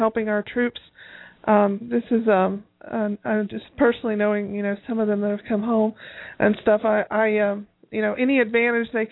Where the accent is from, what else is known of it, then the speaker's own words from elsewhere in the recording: Tennessee, United States; I come from Tennessee